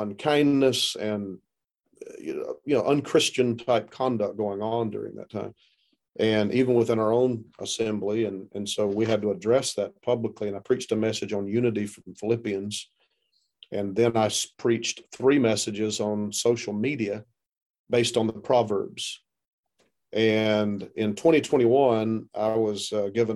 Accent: South Carolina, United States; moved away; I'm from South Carolina originally. You can tell by the way I talk, I'm not from the Midwest

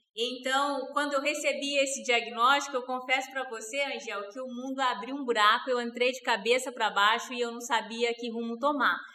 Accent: Rondônia, Brazil; born or raised there; also born or lived in Mato Grosso do Sul; now in Primavera do Leste, Brazil

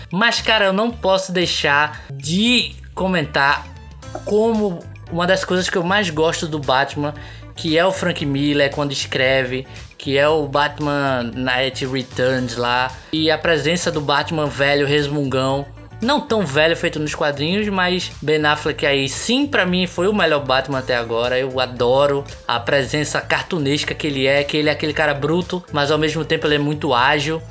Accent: Recife, Pernambuco, Brazil; a gente é de Recife

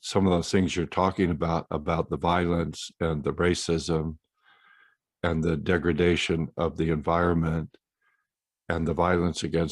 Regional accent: San Francisco, California, United States; We're from San Francisco

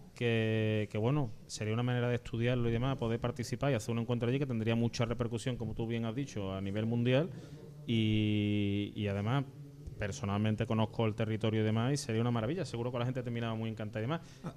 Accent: Ceuta, Spain; now in Granada, Spain; yo soy natural de Ceuta, es decir, que yo me he criado en Ceuta

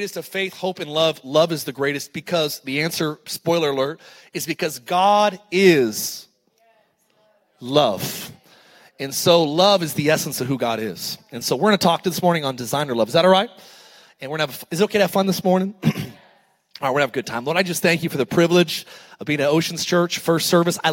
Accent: Antelope Valley, California, United States; I grew up in the Antelope Valley

